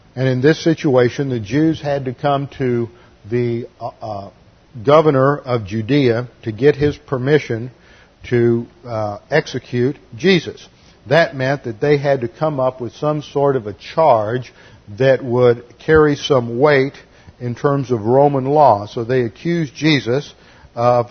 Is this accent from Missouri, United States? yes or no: no; Houston, Texas, United States; church where I grew up in Houston